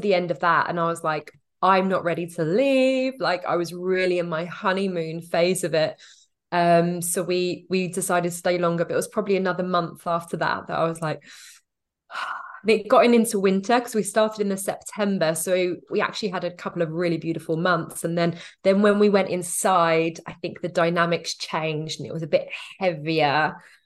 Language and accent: English; United Kingdom; moved away as an adult; We have been back to the U K every summer